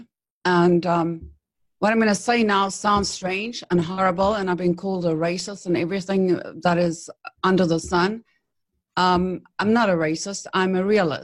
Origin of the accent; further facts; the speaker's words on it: Hillcrest, KwaZulu-Natal, South Africa; moved away as an adult; now in United States; my little hometown, It's called Hillcrest. It's a suburb of Durban, KwaZulu-Natal